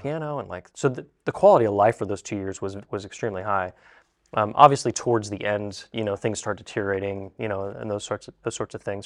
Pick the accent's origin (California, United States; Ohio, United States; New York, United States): Ohio, United States; Zanesville; We're from Zanesville, Ohio